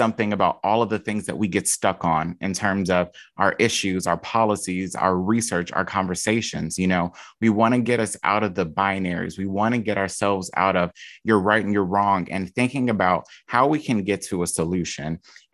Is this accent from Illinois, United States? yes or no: yes; Chicago, Illinois, United States; And you don't want to do it the not fun way with me because I'm from Chicago.